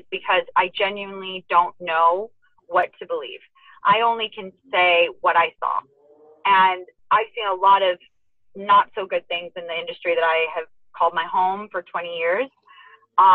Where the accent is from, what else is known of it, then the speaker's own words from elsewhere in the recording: Las Vegas, Nevada, United States; I enjoyed growing up in Vegas